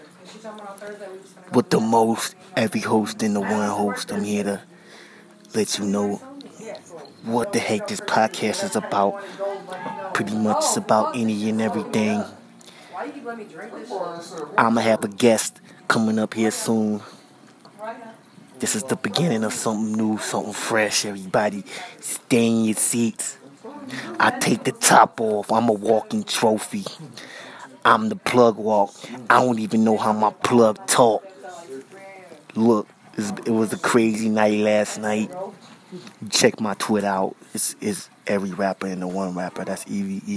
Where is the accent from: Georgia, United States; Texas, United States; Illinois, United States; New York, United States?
New York, United States; I was raised in New York